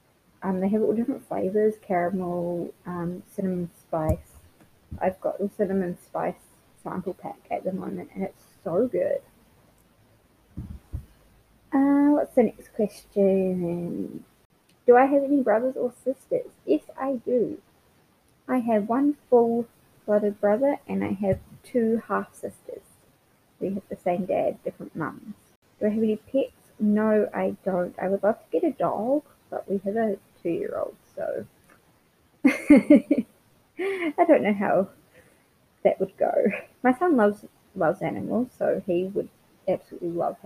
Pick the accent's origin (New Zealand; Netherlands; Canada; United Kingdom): New Zealand; Palmerston North, Manawatū-Whanganui; also born or lived in Redlands, Queensland, Australia; now in Brisbane, Australia; I was born in Palmerston North, New Zealand, but I currently live in Brisbane, Queensland, Australia